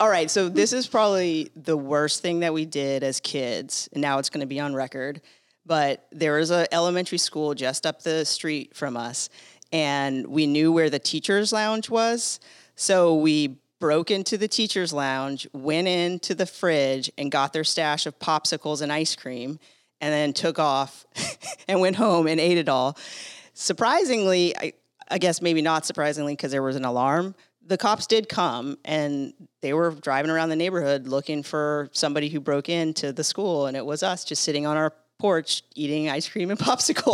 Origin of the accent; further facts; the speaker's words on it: San Diego, California, United States; I grew up in San Diego